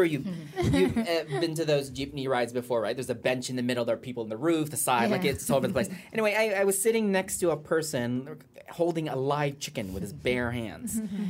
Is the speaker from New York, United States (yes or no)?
no; California, United States; moved away as an adult; also born or lived in Iloilo, Philippines; now in Philippines; I'm from Iloilo, and I think like many of our mothers, my mother was a nurse. She worked in Saudi Arabia for about the first 10 years of my life. She saved all that money. We moved to the U.S. when it was much easier to move to the U.S. Mm-hmm. I grew up in California